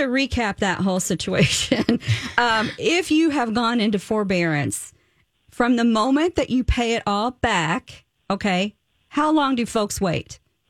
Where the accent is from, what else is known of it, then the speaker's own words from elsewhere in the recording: the South, United States; I am from the South.